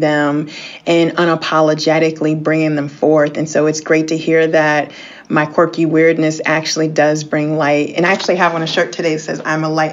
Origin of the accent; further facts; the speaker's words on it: Washington, District of Columbia, United States; We grew up in the Washington, D.C. area